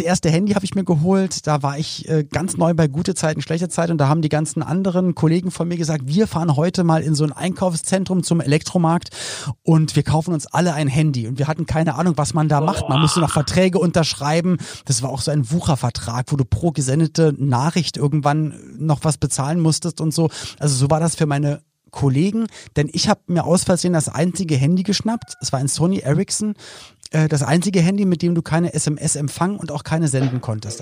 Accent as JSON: {"language": "German", "region": "Berlin", "country": "Germany", "tie": "born or raised there", "also_born_or_lived": "Cologne", "moved": "as an adult", "said": "ich bin halt in Berlin geboren worden"}